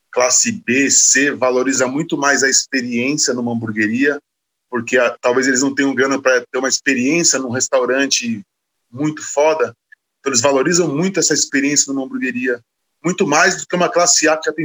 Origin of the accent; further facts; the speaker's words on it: Osasco, São Paulo, Brazil; Sim, eu sou de Osasco. É uma cidade de 800 mil habitantes que tem o oitavo maior PIB do Brasil, maior que Salvador, por exemplo.